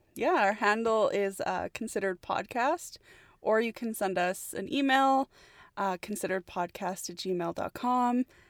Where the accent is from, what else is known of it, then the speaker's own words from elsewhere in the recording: Edmonton, Alberta, Canada; born and raised here in Edmonton, Alberta, Canada, so Canada all the way